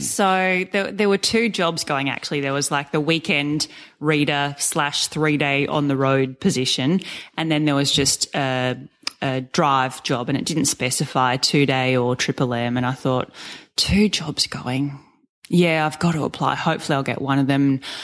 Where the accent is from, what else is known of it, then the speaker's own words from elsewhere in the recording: Sydney, New South Wales, Australia; moved away as an adult; also born or lived in Rockhampton; I grew up in Sydney, had never moved out of home.